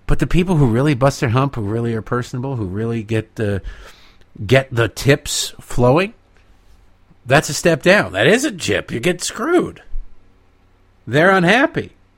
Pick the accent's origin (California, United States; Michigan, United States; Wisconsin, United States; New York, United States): Michigan, United States; now in Maryland, United States; My home state of Michigan. Oh, Michigan, my Michigan.